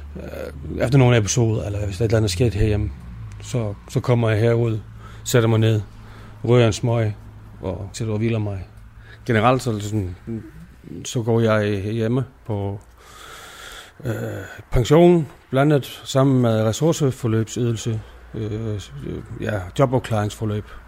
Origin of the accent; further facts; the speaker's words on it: Iceland; Danish is a second language; moved away as an adult; now in Denmark; jeg er fra Island, og så bor jeg her nu i 14-15 år næsten